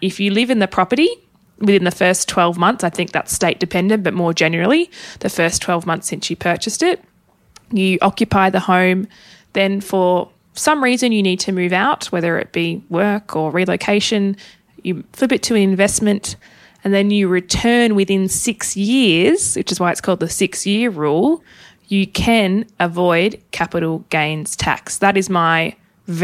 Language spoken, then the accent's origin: English; Tasmania, Australia; I am originally from Tassie.